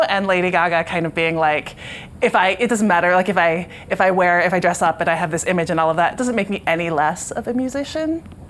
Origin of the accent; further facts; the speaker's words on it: Philadelphia, Pennsylvania, United States; now in Brooklyn, United States; I'm a born and raised Philadelphian. Philadelphia will always have my heart. That will always be my number one home, even though I live in Brooklyn now.